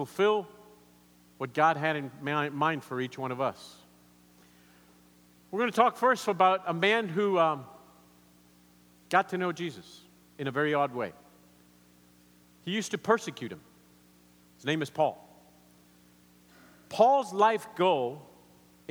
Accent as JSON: {"language": "English", "country": "Argentina", "tie": "born or raised there", "also_born_or_lived": "Colombia", "second_language": "English", "moved": "yes", "said": "growing up in Argentina"}